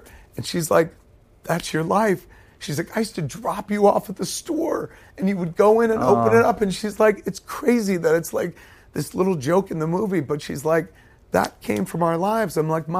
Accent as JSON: {"language": "English", "region": "New Jersey", "country": "United States", "tie": "born or raised there", "said": "my entire childhood growing up in New Jersey"}